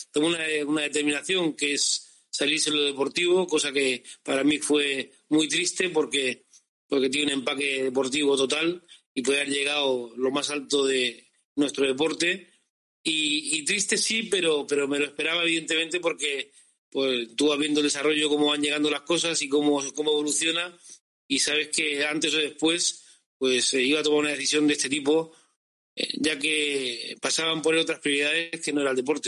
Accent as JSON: {"language": "Spanish", "town": "Cartagena", "region": "Region of Murcia", "country": "Spain", "said": "nosotros somos súper cartageneros"}